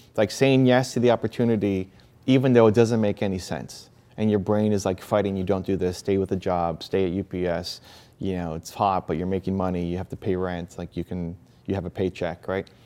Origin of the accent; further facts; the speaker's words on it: Canada; I was born in Canada